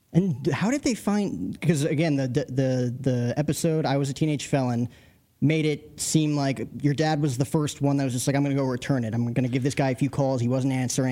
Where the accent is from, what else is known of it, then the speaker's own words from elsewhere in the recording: New Jersey, United States; moved away; I'm from Jersey